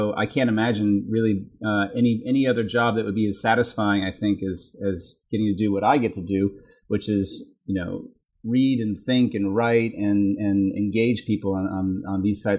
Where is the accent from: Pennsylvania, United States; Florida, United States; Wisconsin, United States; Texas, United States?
Texas, United States; also born or lived in Tennessee; I was born in Tennessee. I grew up mostly in Texas, and then I went to school in Virginia.